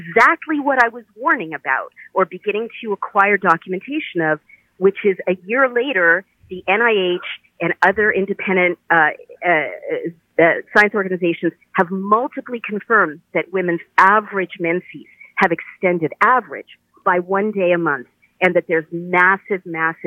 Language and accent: English; United States; an American citizen speaking freely in my country